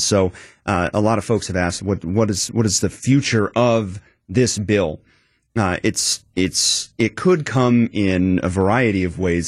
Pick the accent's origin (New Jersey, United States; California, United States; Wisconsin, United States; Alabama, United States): Wisconsin, United States; Madison; I grew up in Wisconsin, Madison area